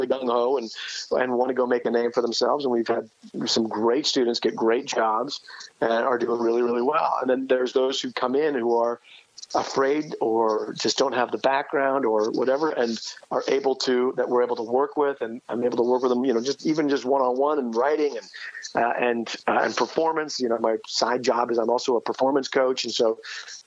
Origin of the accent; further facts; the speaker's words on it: East Coast, United States; now in Manhattan, Kansas, United States; I'm from the East Coast originally